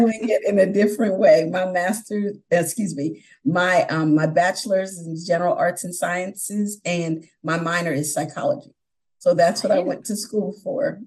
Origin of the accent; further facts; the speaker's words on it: New York, United States; moved away; also born or lived in Philadelphia area, Pennsylvania; I'm originally from New York. Uh, I went to high school outside of Philadelphia